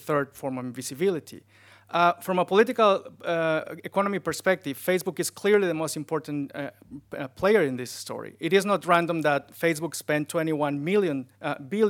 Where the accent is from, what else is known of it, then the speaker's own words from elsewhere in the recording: Mexico City, Mexico; moved away as an adult; I was born in Mexico City, a city of 23 million people